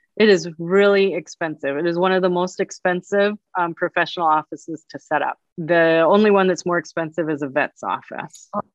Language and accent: English; Chicago, Illinois, United States; also born or lived in Ann Arbor, Michigan; right here in my hometown